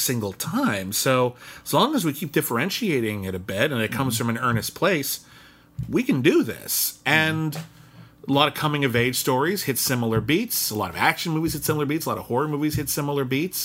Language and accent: English; Los Angeles, California, United States; we're from Los Angeles